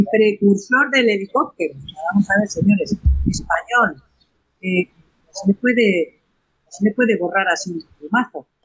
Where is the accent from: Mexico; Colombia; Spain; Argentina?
Spain